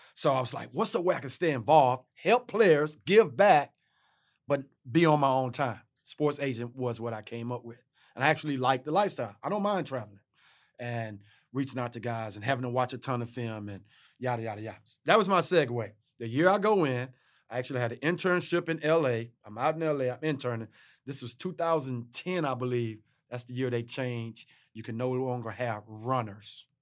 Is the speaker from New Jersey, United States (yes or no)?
no; Texas, United States; I'm from Texas